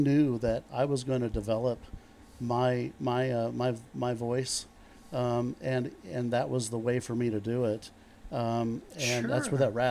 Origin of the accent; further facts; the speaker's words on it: Connersville, Indiana, United States; also born or lived in Rushville, Indiana; I was born in Rushville, Indiana, but I grew up in Connersville.